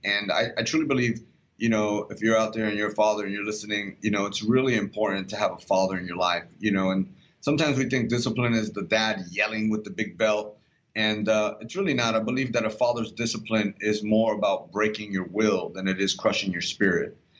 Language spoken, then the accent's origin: English; Puerto Rico; I'm Puerto Rican because I'm from Puerto Rico.